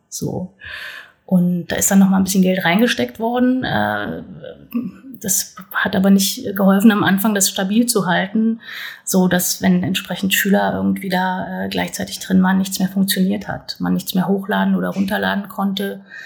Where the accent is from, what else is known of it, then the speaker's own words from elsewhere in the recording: North Hesse, Germany; moved away as an adult; now in Berlin, Germany; Ich bin in Südhessen geboren, aber in Nordhessen aufgewachsen